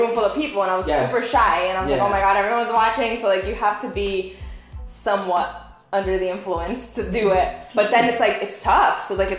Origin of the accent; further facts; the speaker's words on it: Miami Beach, Florida, United States; also born or lived in Brazil / Plantation, Florida; I went to elementary school when I moved here from Brazil, and middle school in South Beach. Like, that's where I grew up. And it was a very Latin community. Everyone spoke Spanish, so it was like either really Latin or really Jewish.